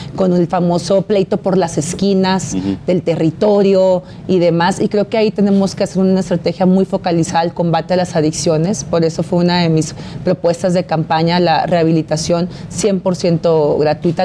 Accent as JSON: {"language": "Spanish", "region": "Baja California", "country": "Mexico", "tie": "born or raised there", "said": "Yo nací en Baja California, he crecido, me formé, tengo mi familia eh, y amo a mi Estado"}